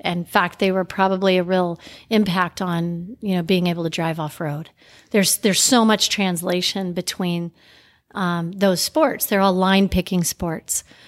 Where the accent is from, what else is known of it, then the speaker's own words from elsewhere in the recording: Little Rock, Arkansas, United States; also born or lived in Crested Butte, Colorado; Life started for me in Little Rock, Arkansas but home always has been um, a combination of Little Rock and Crested Butte, Colorado, where I spent a lot of time in, in my life and also growing up